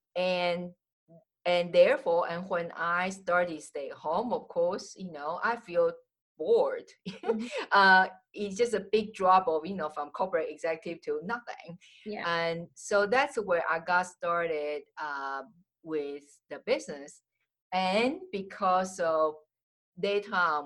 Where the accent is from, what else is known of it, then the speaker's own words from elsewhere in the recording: Taiwan; English is a second language; moved away as an adult; also born or lived in United States / Jamaica; I'm original from Taiwan.